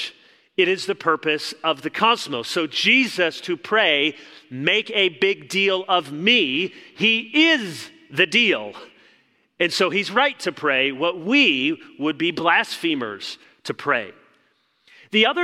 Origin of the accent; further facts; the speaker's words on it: Chicago, Illinois, United States; moved away; I was born in Chicago